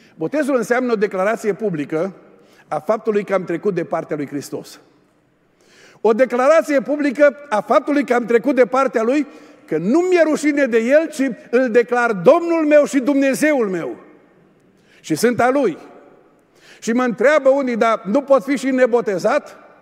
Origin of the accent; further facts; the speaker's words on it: Oradea, Bihor County, Romania; also born or lived in England; noi suntem de la Burzuc, de la Oradea